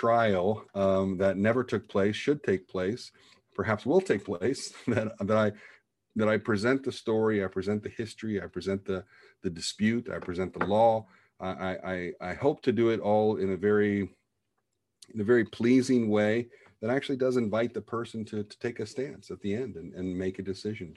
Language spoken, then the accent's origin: English; United States; being the American cowboy litigator that I suppose I am